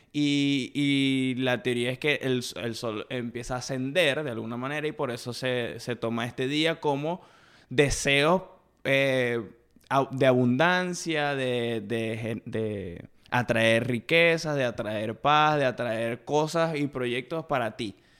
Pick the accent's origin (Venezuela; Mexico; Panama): Venezuela; Maracaibo, Zulia; now in Kansas, United States; Nací en Maracaibo, me crié en Ciudad